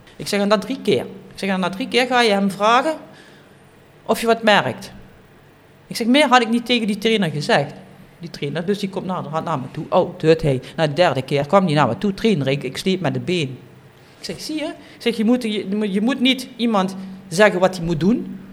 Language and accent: Dutch; Kerkrade, Limburg, Netherlands; Ik ben geboren in Kerkrade, op Calais